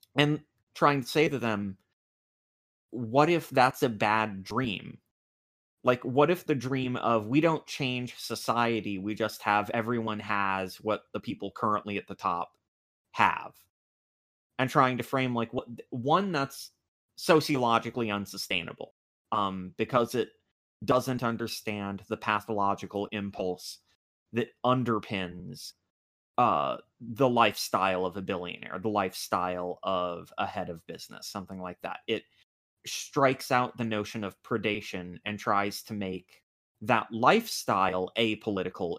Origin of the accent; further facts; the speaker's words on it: United States; I'm American